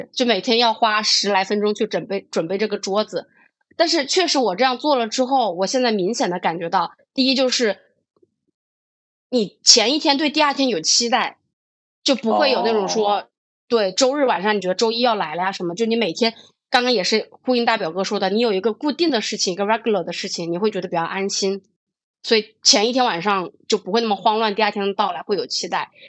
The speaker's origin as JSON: {"language": "Chinese", "region": "Hubei", "country": "China", "said": "我是一个湖北人"}